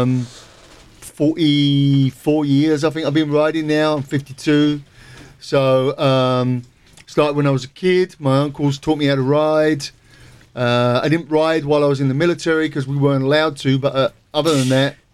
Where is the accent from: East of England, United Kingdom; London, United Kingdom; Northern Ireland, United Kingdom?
East of England, United Kingdom; Southend-on-Sea; moved away as an adult; also born or lived in New York; In my hometown, Southend.